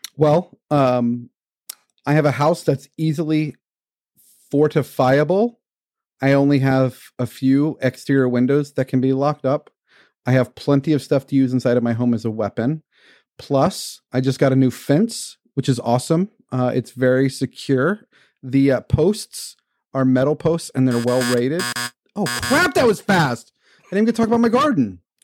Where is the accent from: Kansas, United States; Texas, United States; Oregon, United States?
Texas, United States; Houston; Growing up in Houston, never having seen snow